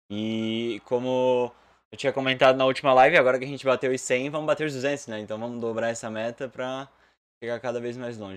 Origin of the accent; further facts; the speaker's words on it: São José, Santa Catarina, Brazil; A gente é de São José e de, da Palhoça, né? A gente é próximo a Florianópolis, não chega a ser Florianópolis